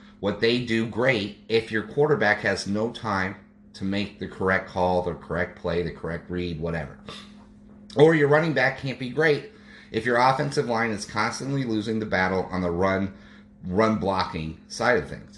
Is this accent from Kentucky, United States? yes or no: no; Colorado, United States; Colorado, my home state.